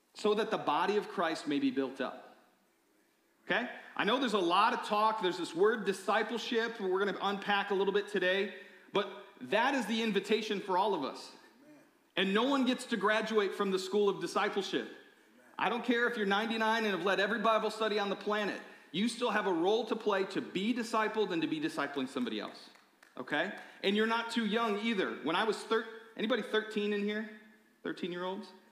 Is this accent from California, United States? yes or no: no; Michigan, United States; I grew up in Michigan